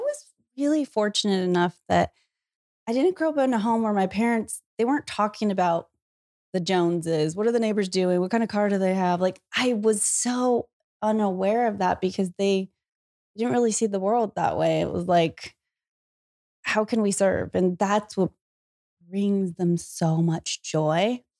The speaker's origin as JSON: {"language": "English", "town": "Salinas", "region": "California", "country": "United States", "tie": "born or raised there", "said": "In Salinas, California."}